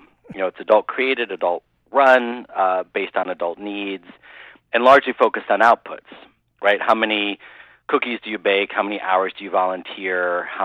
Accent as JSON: {"language": "English", "region": "Midwest", "country": "United States", "tie": "born or raised there", "said": "growing up in the Midwest"}